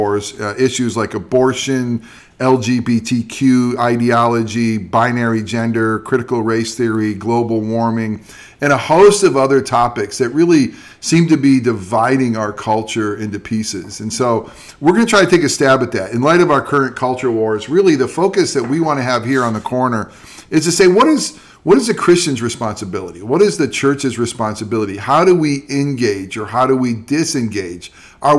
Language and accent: English; Central New York, United States; I grew up in Central New York